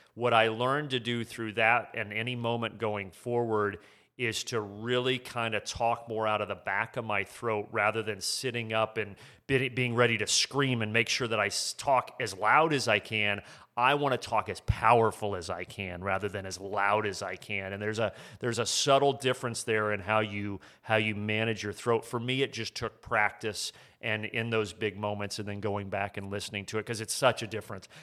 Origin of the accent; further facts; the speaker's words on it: Midwest, United States; I grew up in the Midwest